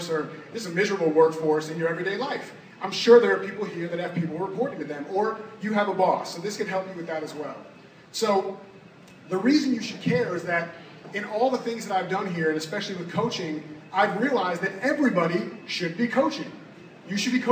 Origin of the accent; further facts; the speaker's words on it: Orlando, Florida, United States; also born or lived in North Miami Beach, Florida; I moved to Orlando when I was about two